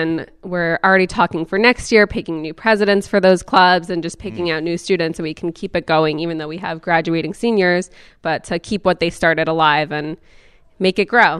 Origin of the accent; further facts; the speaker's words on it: Passaic, New Jersey, United States; I grew up in Passaic